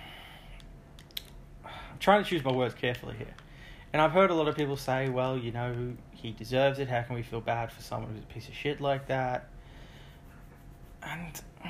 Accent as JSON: {"language": "English", "country": "Australia", "said": "I'm Australian."}